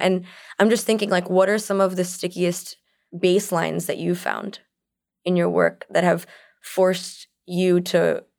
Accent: California, United States; I'm coming from California where I haven't seen as much brick before. I haven't seen as many like columns before, frankly.

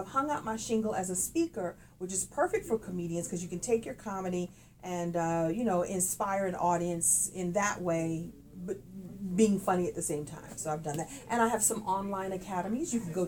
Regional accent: Brooklyn, New York, United States; I'm from Brooklyn. I don't sound like it when I talk, but I'm from Brooklyn.

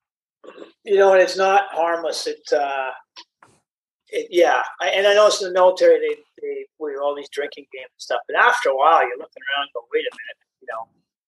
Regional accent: Canada; And my mom moved around, raised us. And I grew up mostly in Canada.

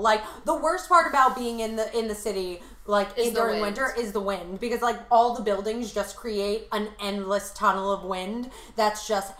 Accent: Commack, New York, United States; I'm from Long Island. Long Island, it's fine. Did I enjoy growing up there? Yes, I enjoyed growing up there.

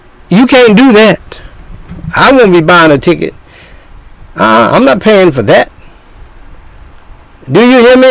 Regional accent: North Carolina, United States; moved away; my home state, one of my home states, North Kakalaki, in the South

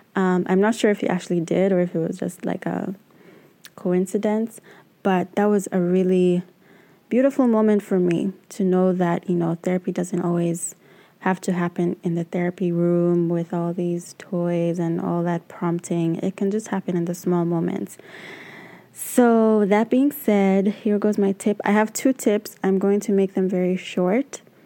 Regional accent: Uganda; now in New York City, United States; I am originally from Uganda, but I currently live and work in New York City

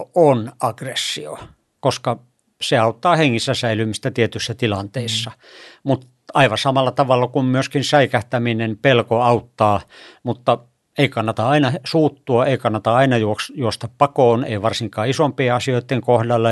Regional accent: Kemi and Sodankylä, Lapland, Finland; moved away as an adult; also born or lived in Turku, Finland; mä tulin tuolta pohjoisesta Kemistä ja Sodankylästä

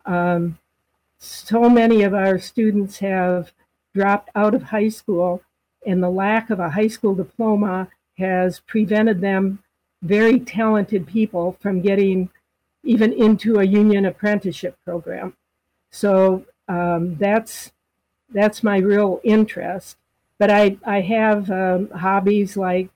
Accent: Wisconsin, United States; moved away as an adult; also born or lived in Alaska / Washington, D.C.; now in Anchorage, United States; I grew up in Wisconsin, went to the University of Wisconsin

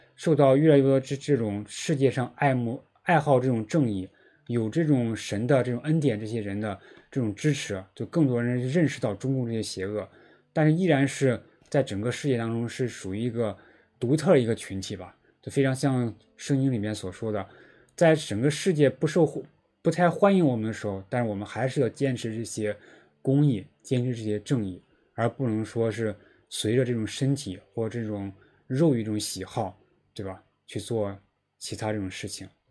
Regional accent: Henan, China; moved away; also born or lived in Beijing; 在我们老家河南的教会其实也有待过

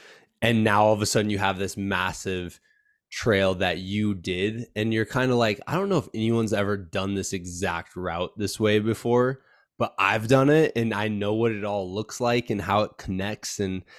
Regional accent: Iowa, United States; especially as like a Midwesterner at heart, is I'm like, I think that's cool because I think that opens a sport up to everybody. Like there's gravel roads everywhere, man. Like if I was still back in Iowa, guaranteed I would have a gravel bike

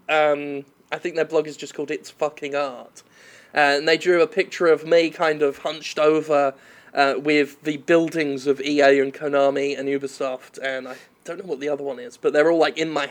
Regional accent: United Kingdom; moved away as an adult; now in Mississippi, United States

